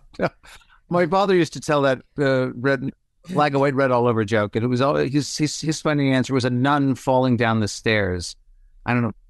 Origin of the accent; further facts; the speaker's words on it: Toronto, Ontario, Canada; moved away as an adult; also born or lived in Vancouver; now in Los Angeles, United States; I left Toronto thirty years ago for Vancouver and then Vancouver's to L A. So I, I haven't lived in my hometown in a long time.